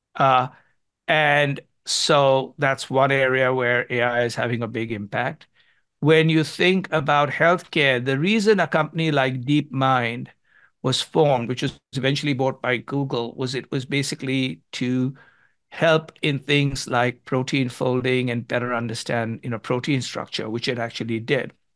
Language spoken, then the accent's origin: English; India; moved away; when I was growing up in India